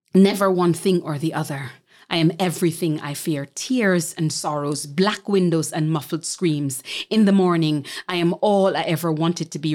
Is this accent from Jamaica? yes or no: yes; Jamaica; born or raised there; moved away as an adult; also born or lived in Montego Bay, Jamaica / Kingston, Jamaica / New York, United States